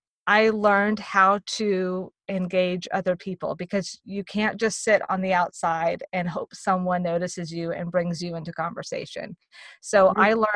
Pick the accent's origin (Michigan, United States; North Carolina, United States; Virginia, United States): Virginia, United States; also born or lived in Texas; I was born in Virginia. We moved to Texas. We moved around in Texas. We moved back to Virginia. We moved around to Virginia.